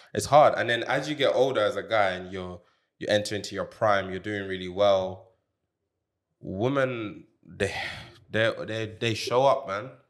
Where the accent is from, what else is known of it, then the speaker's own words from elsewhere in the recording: Jamaica; moved away; I grew up in Jamaica